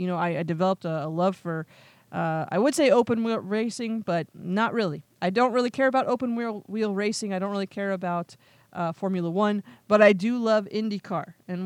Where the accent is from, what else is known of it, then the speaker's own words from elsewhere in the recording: Pennsylvania, United States; now in Las Vegas, United States; I moved to Las Vegas from Pennsylvania.